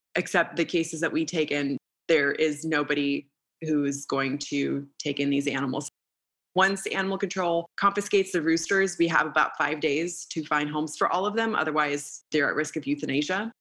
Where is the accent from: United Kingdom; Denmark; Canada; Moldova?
Moldova; moved away; So I grew up in Moldova at the time when I was born and up until I was about six years old.